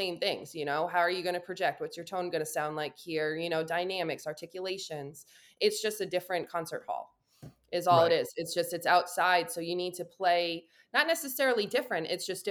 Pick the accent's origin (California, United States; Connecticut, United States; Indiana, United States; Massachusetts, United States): Connecticut, United States; Danbury; moved away as an adult; also born or lived in Utah / Florida; now in Kingsville, United States; So I'm from Connecticut. I grew up right outside the New York area, about an hour away from Manhattan. As I said, it was Danbury, Connecticut